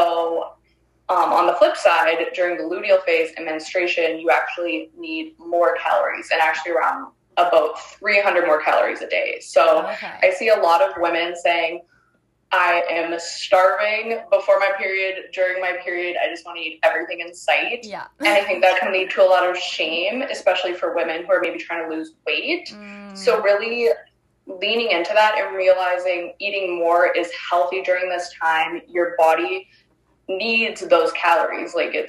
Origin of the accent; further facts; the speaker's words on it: Ontario, Canada; moved away as an adult; now in Northern British Columbia, Canada; I'm originally from Ontario. We've only lived here for a few months.